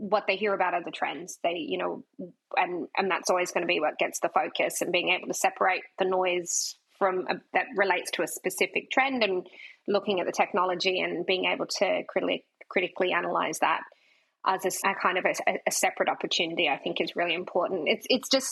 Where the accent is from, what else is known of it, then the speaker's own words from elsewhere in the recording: Australia; accent: Australian; my Australian accent